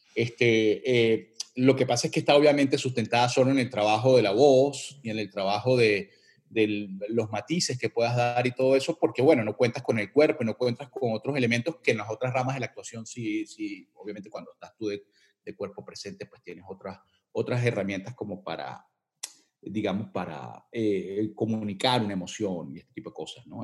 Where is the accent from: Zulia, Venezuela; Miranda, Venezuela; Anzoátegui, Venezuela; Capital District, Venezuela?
Capital District, Venezuela; Caracas; accent: Venezuelan; moved away as an adult; yo me crié en las calles de los Palos Grandes, este, eh, en Cebucán, este, después me mudé a Bellomonte, Colinas de Bellomonte